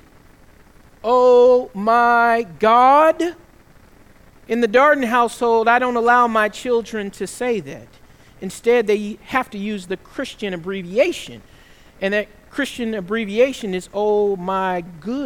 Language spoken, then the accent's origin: English; the South, United States; One of the things that I couldn't do growing up in the South is I could never swear